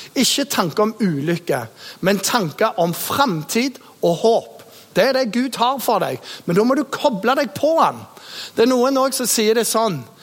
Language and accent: Norwegian; Jæren, Rogaland, Norway; also born or lived in Bergen; født i Bergen og vokst opp eh, på Jæren